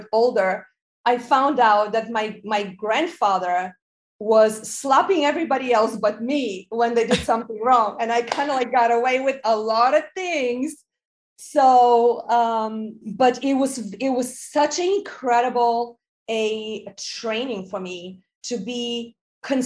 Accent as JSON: {"language": "English", "country": "Bulgaria", "moved": "yes", "said": "I'm originally from Bulgaria"}